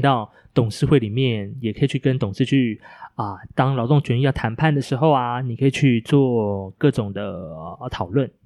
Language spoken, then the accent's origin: Chinese; Hualien, Hualien County, Taiwan; moved away; 我的家乡花莲